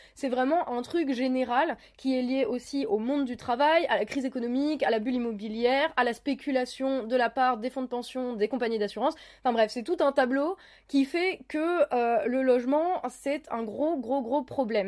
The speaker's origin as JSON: {"language": "French", "area": "Lorraine", "region": "Grand Est", "country": "France", "said": "chez moi en Lorraine"}